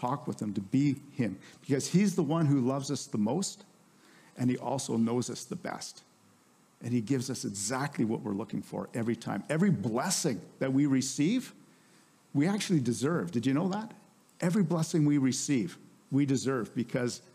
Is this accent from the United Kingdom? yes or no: no; Canada; we're Canadians